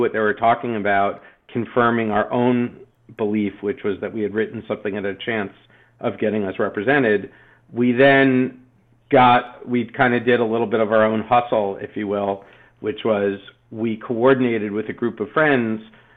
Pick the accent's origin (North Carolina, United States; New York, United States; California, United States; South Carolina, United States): New York, United States; New York City; moved away as an adult; now in Los Angeles, United States; growing up in New York City